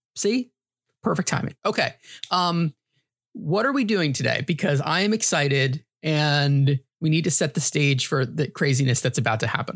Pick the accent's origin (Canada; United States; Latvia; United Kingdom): United States; New York; also born or lived in New Hampshire; Growing up in New York, was a big Yankees fan.